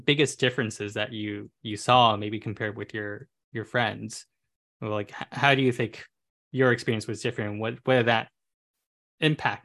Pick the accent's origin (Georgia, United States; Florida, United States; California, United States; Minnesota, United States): California, United States; I was born and raised in California